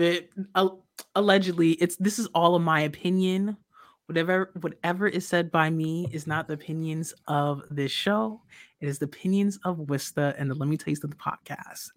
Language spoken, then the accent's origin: English; New York, United States; I'm from New York. So, growing up listening to Wendy talking about these certain things